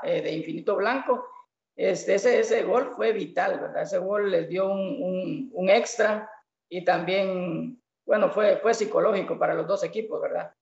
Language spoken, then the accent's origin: Spanish; El Estor, Izabal, Guatemala; yo soy de acá del Store